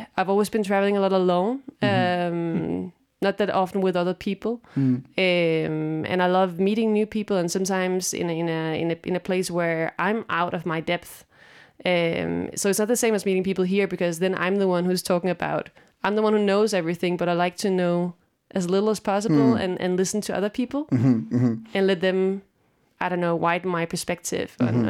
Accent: Northern Jutland, North Denmark Region, Denmark; moved away; also born or lived in Copenhagen / Silkeborg / Odense; I was born in Copenhagen, but grew up in northern Jutland and Silkeborg, then moved to Odense.

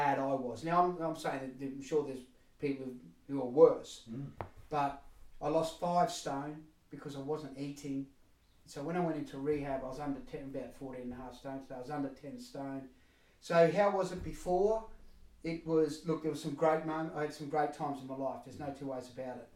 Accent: Queensland country, Australia; now in United Kingdom; I'm Australian, grew up in Queensland country

